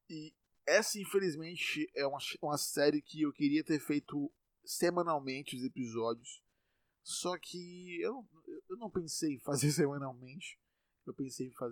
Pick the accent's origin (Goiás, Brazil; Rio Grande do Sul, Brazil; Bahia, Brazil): Bahia, Brazil; Salvador; eu estou em Salvador, eu sou de Salvador, estou em Salvador, eu nasci em Salvador, moro em Salvador